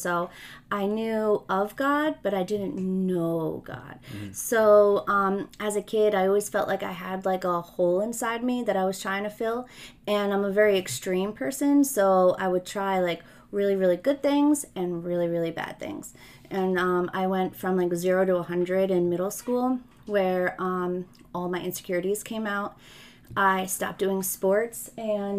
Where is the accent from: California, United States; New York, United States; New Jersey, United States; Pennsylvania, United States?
New Jersey, United States; West Milford; also born or lived in Ridgewood, New Jersey; I was born in Ridgewood, New Jersey, and I grew up in a town called West Milford